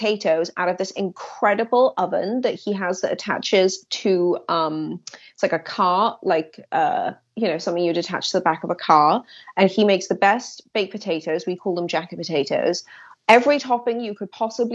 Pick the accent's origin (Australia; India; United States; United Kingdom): United Kingdom; Swansea, Wales; moved away; my hometown in Swansea